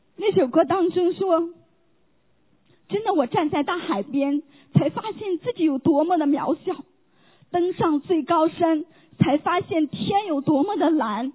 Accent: Henan, China; moved away as an adult; now in United States; 我们老家是河南的

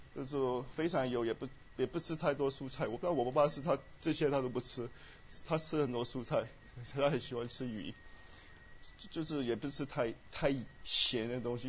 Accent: Myanmar; moved away; 我们在虽然在， 在缅甸长大，我在缅甸出生， 是很贫穷的国家

